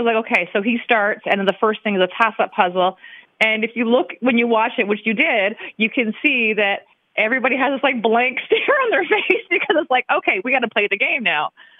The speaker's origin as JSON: {"language": "English", "region": "Michigan", "country": "United States", "said": "And then I'm from Michigan."}